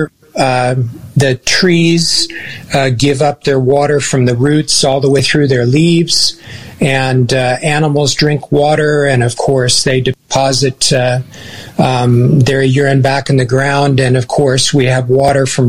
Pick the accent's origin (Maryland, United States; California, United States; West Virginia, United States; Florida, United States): California, United States; Southern; moved away as an adult; now in Kurrajong, Australia; Originally from Southern California, and moved here in 2005